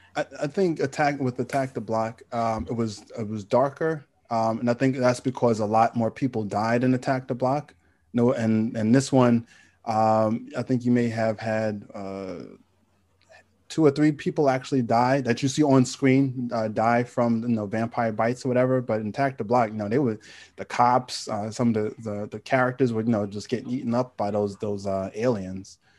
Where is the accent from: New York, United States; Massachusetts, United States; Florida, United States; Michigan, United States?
New York, United States; New York City; I'm from Queens